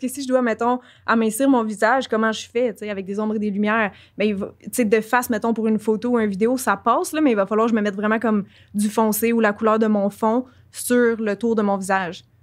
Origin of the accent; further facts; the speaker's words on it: Quebec, Canada; accent: Québécois; j'ai un accent québécois